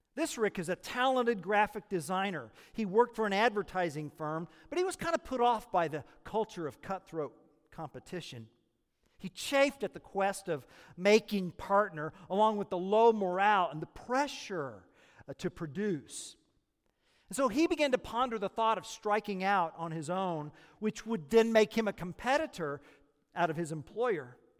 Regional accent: Oklahoma, United States; moved away; I'm from Oklahoma

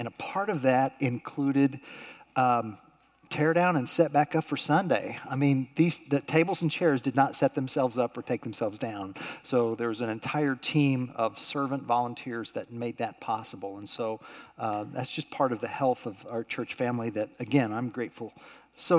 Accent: Tulsa, Oklahoma, United States; I remember growing up in Tulsa at my college preparatory high school.

